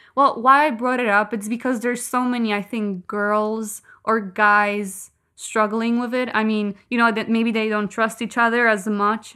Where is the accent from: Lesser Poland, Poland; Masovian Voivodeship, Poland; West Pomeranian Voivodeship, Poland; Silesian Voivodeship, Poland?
West Pomeranian Voivodeship, Poland; Kołobrzeg; English is a second language; I'm from Kołobrzeg